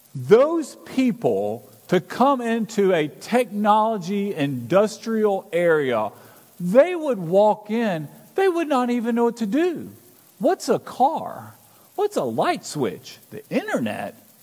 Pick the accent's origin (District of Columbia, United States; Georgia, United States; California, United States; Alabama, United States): Alabama, United States; moved away; I'm originally from Alabama